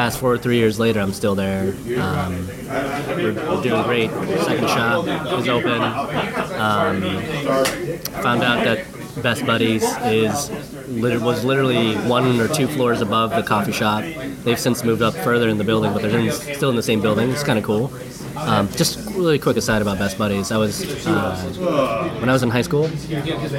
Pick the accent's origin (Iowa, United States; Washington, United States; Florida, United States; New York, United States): Iowa, United States; moved away as an adult; also born or lived in Minnesota; I was born in Minnesota, but raised in Iowa, lived there for 20 something years